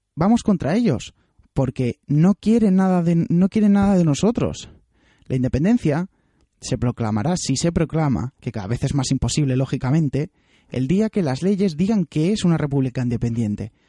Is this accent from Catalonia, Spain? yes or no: no; Alicante, Valencian Community, Spain; yo soy alicantino, yo vivo en Alicante